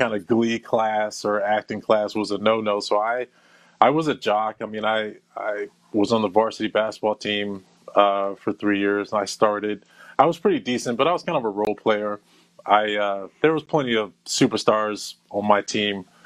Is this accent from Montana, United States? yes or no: no; Flower Hill, Maryland, United States; also born or lived in Midwest / Saudi Arabia; I was raised in Flower Hill, Maryland, which pretty much shaped who I am